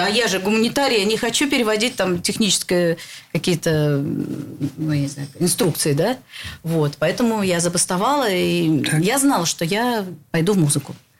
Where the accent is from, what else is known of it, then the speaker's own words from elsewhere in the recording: Saint Petersburg, Russia; Я родилась в Ленинграде